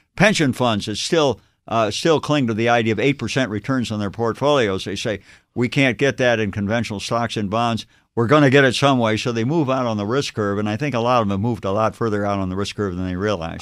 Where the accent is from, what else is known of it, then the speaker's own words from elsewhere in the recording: Ohio, United States; moved away as an adult; also born or lived in Massachusetts / Stanford, California; I grew up in Ohio, I'm here in Massachusetts